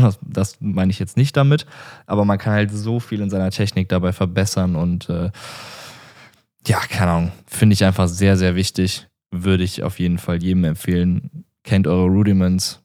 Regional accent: Remscheid, North Rhine-Westphalia, Germany; also born or lived in Wuppertal; hier so in NRW und in der Umgebung, wo ich aufgewachsen bin. Ich äh, bin geboren in Remscheid.

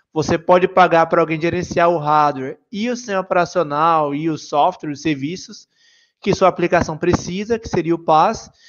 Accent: Salvador, Bahia, Brazil; sou da Bahia, como perceberam meu sotaque, Salvador.

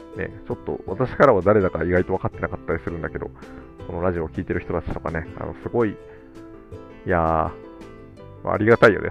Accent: Tokorozawa, Saitama, Japan; 私もこう埼玉県の所沢市の出身だけど

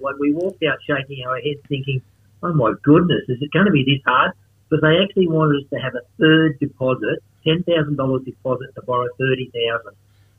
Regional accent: Sydney, New South Wales, Australia; also born or lived in Gorokan, Central Coast; now in Central Coast, Australia; I'm actually from Sydney

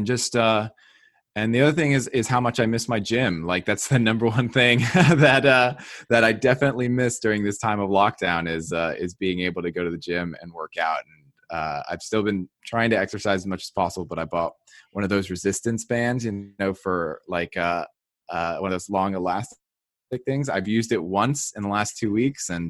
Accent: New Jersey, United States; I grew up in New Jersey.

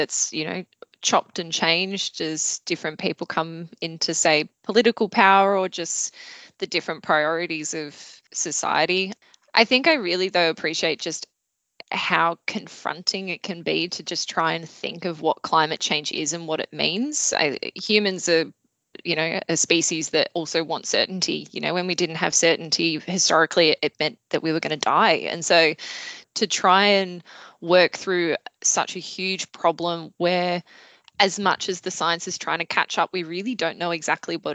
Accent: Melbourne, Victoria, Australia; I grew up in Melbourne

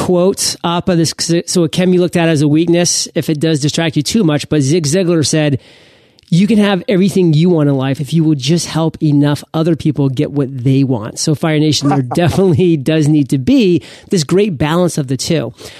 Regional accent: Maine, United States; I was born and raised in Maine.

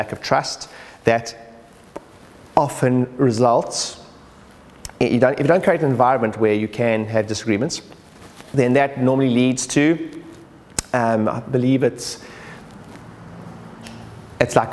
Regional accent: South Africa; now in United Kingdom; I'm originally South African

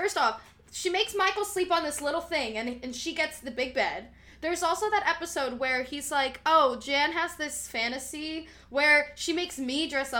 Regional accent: Puerto Rico; I always wear bright colors because I'm Puerto Rican.

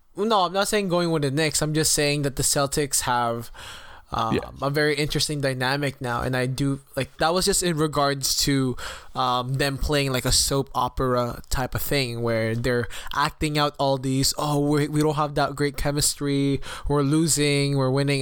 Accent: Toronto, Ontario, Canada; I am from Toronto

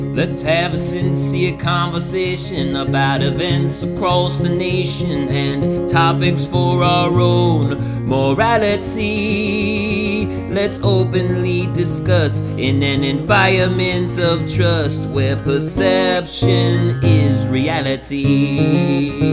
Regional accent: Puerto Rico; now in United States; I was born in Puerto Rico, raised in Puerto Rico

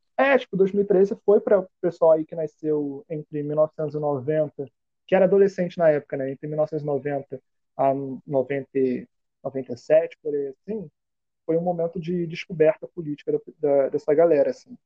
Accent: Rio de Janeiro, Brazil; eu fui nascido e criado em Campo Grande

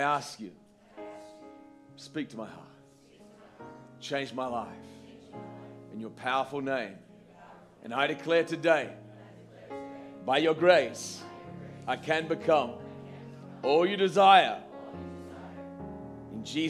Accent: Australia; moved away; I'm from Australia

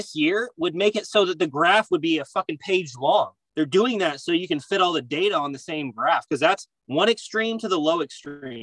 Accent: American River, California, United States; moved away; the American River, right? Because that's where I grew up

